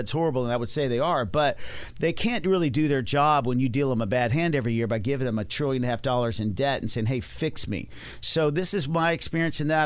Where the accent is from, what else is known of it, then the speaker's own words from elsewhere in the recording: Dallas, Texas, United States; I'm from Dallas, Texas.